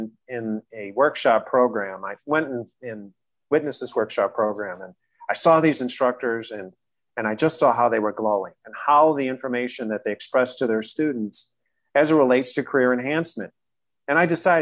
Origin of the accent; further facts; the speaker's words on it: Chicago, Illinois, United States; I was born and raised in Chicago